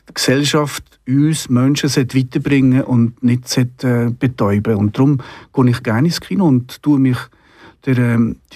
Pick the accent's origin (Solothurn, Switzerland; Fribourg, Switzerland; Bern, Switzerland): Solothurn, Switzerland; weil sie ja in Solothurn waren, also in meinem Heimatort.